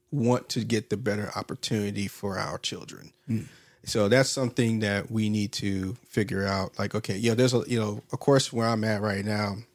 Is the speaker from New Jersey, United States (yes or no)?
no; Washington, United States; born there; also born or lived in Alaska / Georgia; I was born in Washington State. Then we went up to Fairbanks. Just a little life history of myself. Moving up to Fairbanks when I was one or two. Then moved down to Georgia.